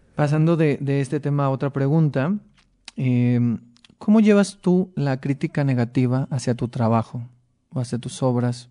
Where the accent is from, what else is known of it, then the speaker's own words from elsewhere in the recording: Mexicali, Baja California, Mexico; moved away; yo soy de Mexicali, no, no veía, no hay tanto teatro allá